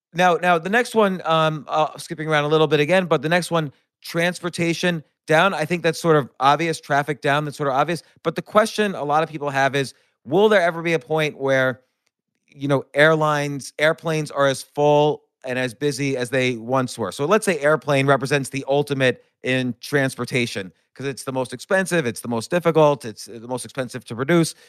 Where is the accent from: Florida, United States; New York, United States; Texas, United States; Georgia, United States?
New York, United States; New York City; I'm a New Yorker